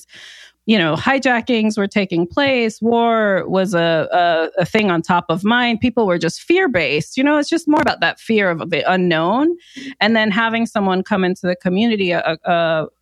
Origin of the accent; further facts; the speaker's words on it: New Jersey, United States; also born or lived in New York; I was born in Jersey and grew up in Jersey and New York.